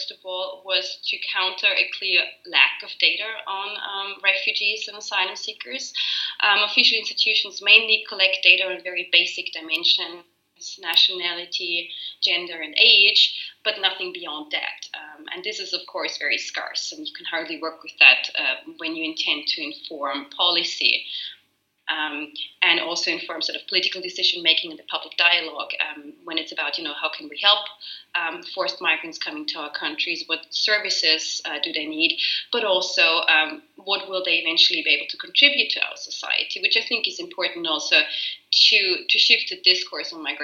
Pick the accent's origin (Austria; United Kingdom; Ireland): Austria; my home country in Austria